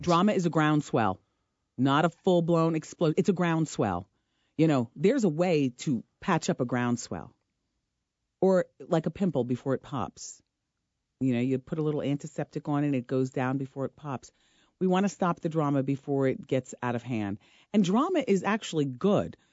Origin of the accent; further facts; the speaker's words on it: Ocean Township, New Jersey, United States; I'm from New Jersey. I'm from Ocean Township, New Jersey. I grew up in a solid middle class background